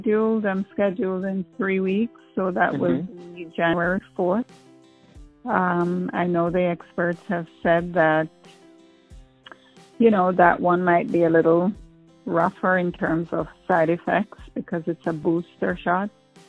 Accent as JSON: {"language": "English", "country": "Jamaica", "tie": "born or raised there", "moved": "as an adult", "said": "I always wanted to be a nurse, but I went into a hospital in Jamaica once, and I don't know if it was the smell or what, and I fainted."}